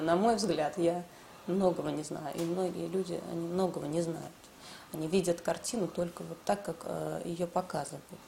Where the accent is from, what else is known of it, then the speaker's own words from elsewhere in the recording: Russia; Лично я, я родилась в России. Я здесь выросла